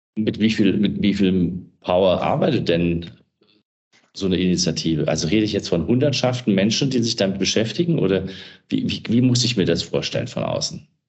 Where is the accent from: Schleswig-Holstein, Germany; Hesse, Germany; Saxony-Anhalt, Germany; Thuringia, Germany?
Hesse, Germany; Wiesbaden; Wiesbaden finde ich ein schönes Beispiel, ist meine Heimatstadt